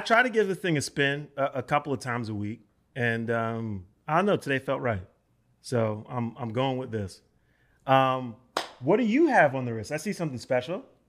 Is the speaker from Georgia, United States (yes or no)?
no; New York City, New York, United States; I'm from the North Bronx. So I grew up on Seton Avenue, like on the border